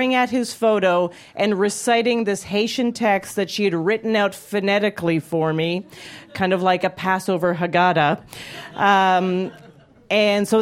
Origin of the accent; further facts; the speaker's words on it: Calgary, Alberta, Canada; moved away; I grew up in Calgary, Alberta, Canada